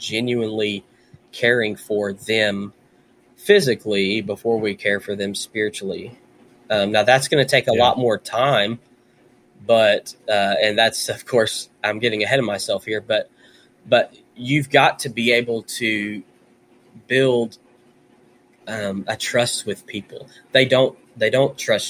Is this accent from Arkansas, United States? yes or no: yes; Conway, Arkansas, United States; also born or lived in Nashville, Tennessee; I was raised in Nashville for a little while and then in Central Arkansas.